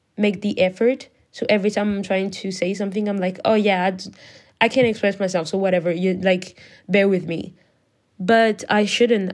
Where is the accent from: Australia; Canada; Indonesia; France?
France; English is a second language; I am not an English speaker. I'm French.